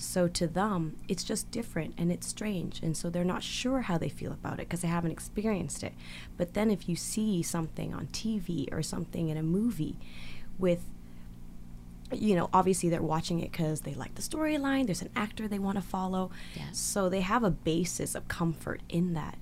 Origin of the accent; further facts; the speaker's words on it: Victoria, British Columbia, Canada; English is a second language; I grew up in Victoria, uh, which is a pretty smaller community than yeah. Vancouver